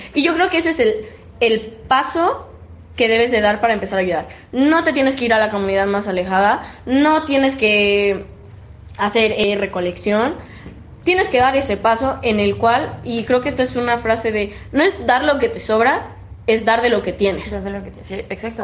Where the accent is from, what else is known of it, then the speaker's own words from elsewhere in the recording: Mexico; los mexicanos somos los primeros